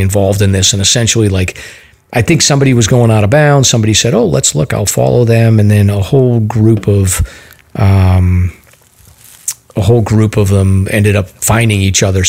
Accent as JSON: {"language": "English", "town": "North Reading", "region": "Massachusetts", "country": "United States", "tie": "born or raised there", "said": "I grew up in North Reading, Mass."}